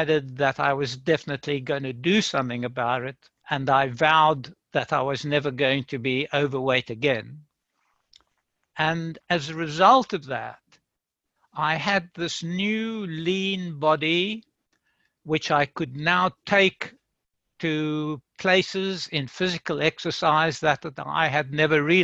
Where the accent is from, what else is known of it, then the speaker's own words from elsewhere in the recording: Free State, South Africa; moved away; I was born in South Africa in the Free State, way out in the farms